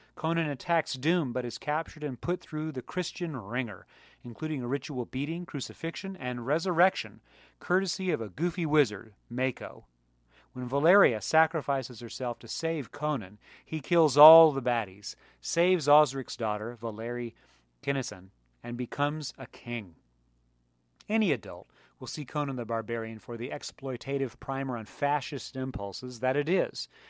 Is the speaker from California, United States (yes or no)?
yes; San Diego County, California, United States; also born or lived in Maryland; I moved to California from Maryland in nineteen seventy-seven. I was four years old, and my paternal grandparents invited me and my parents to live with them on a multi-acre plot in San Diego County